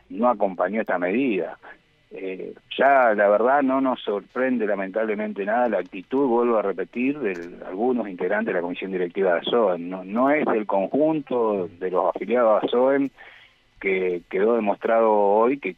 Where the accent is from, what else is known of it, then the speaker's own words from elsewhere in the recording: Argentina; Todos somos ciudadanos argentinos que podemos tener libre pensamiento democrático y actuar en, en consecuencia.